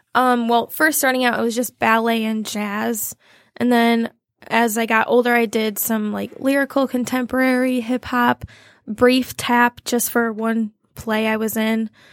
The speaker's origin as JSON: {"language": "English", "town": "Toledo", "region": "Ohio", "country": "United States", "tie": "born or raised there", "moved": "as an adult", "lives_now": "Chelsea, United States", "said": "I grew up in Toledo, Ohio, which is about an hour from Chelsea."}